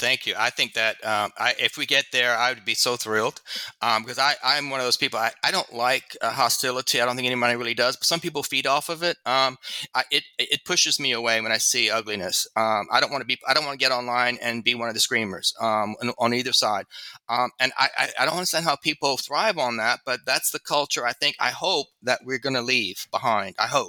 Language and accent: English; Louisiana, United States; In my home state of Louisiana was not a red state when I was little.